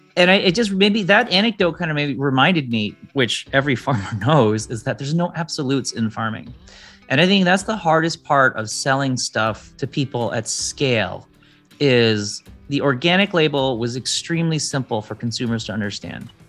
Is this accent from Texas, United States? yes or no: no; Detroit, Michigan, United States; I grew up in Detroit